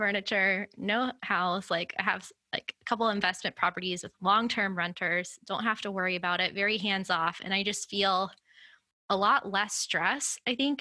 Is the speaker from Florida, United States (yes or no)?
yes; Florida, United States; moved away as an adult; being in my home state in a city that I've never lived in before